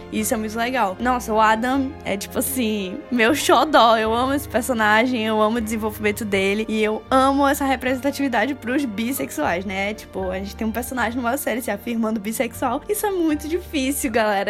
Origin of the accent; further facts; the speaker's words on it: Brazil; nós, como brasileiros que crescemos assistindo novelas